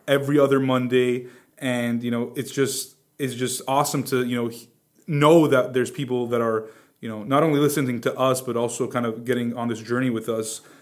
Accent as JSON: {"language": "English", "town": "Glendale", "region": "California", "country": "United States", "said": "I'm from Glendale."}